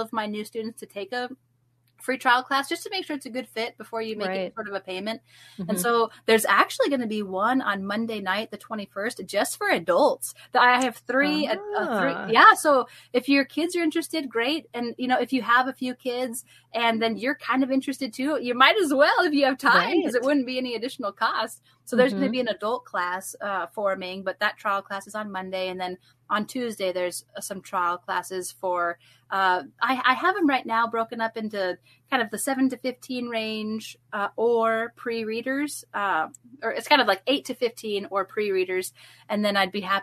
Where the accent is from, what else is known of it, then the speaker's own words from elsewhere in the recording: Fort Collins, Colorado, United States; moved away as an adult; now in Missouri, United States; I got to teach at Heritage Christian Academy, yep, in Fort Collins, Colorado